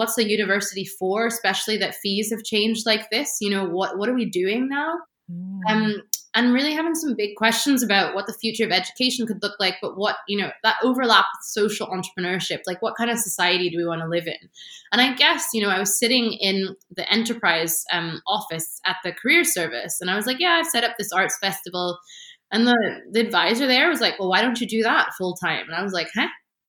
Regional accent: Washington, District of Columbia, United States; I mean, I have to say, growing up in Washington, D.C. Is a very weird thing.

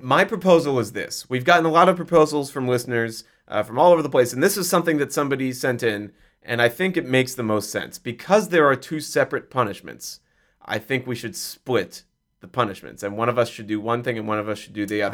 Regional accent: Kansas City, United States; I'm from Kansas City

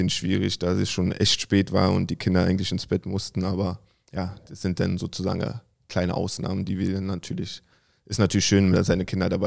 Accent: Berlin, Germany; Im Südosten, also Klinike bin ich aufgewachsen. Meine Frau ähm, im Nebenort war Rudo Buko.

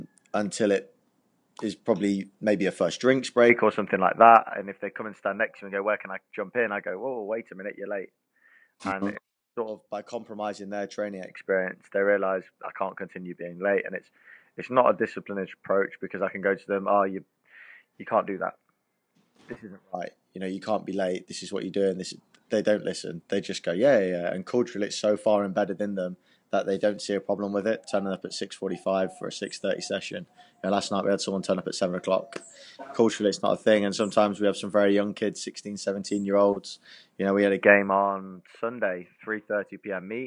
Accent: England, United Kingdom; moved away as an adult; now in Cayman Islands

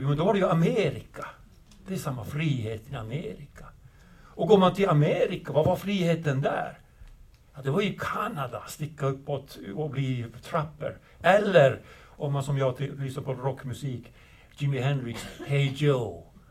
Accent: northern Sweden, Sweden; jag kommer från Nordsverige, väldigt, väldigt långt ifrån storbyarna

